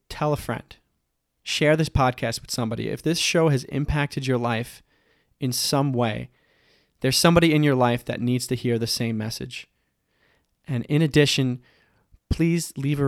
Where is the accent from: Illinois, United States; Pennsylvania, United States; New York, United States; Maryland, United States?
New York, United States; Long Island; We actually come from the same island, Long Island